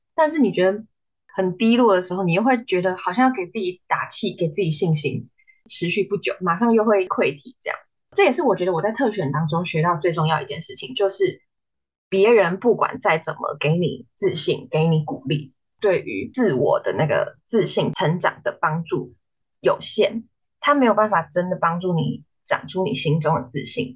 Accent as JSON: {"language": "Chinese", "region": "New Taipei", "country": "Taiwan", "moved": "as an adult", "lives_now": "Hsinchu, Taiwan", "said": "因为我是新北人，然后我来新竹读书"}